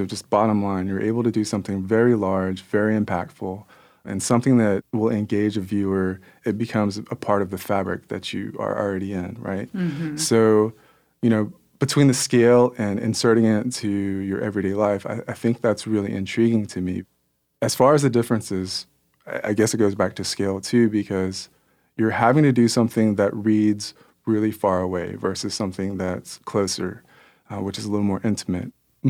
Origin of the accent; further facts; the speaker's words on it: Kansas City, United States; born there; And so I was born in Kansas City.